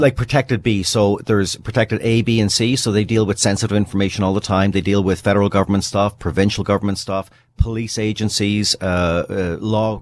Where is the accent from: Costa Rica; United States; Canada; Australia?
Canada; British Columbia; as a British Columbian